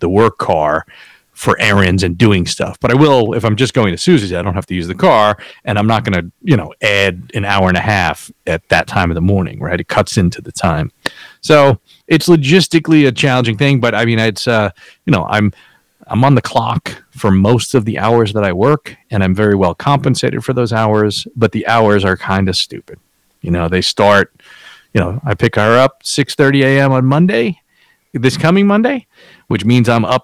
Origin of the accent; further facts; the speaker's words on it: New York City, New York, United States; also born or lived in New Jersey; I tend to stay in the home that I grew up in on Staten Island